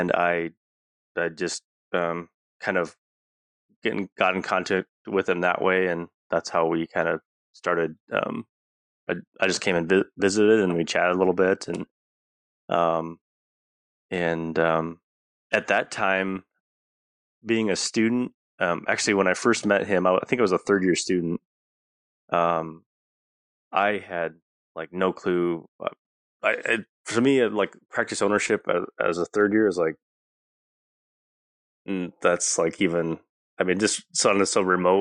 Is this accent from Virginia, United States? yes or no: no; Pickstown, South Dakota, United States; my hometown it's kind of on the Nebraska South Dakota border, and so right along the Missouri River.